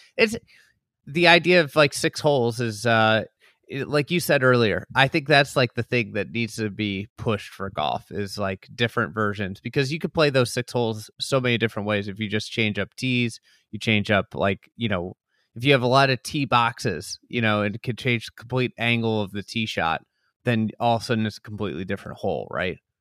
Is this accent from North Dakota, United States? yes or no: no; Lake Bluff, Illinois, United States; I grew up in Lake Bluff, and Shore Acres was always like the the place.